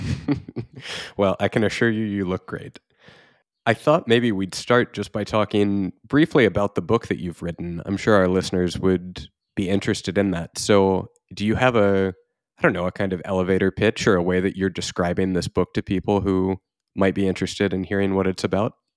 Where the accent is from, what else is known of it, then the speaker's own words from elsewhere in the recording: Houston, Texas, United States; I grew up largely in the Archdiocese of Galveston, Houston in Texas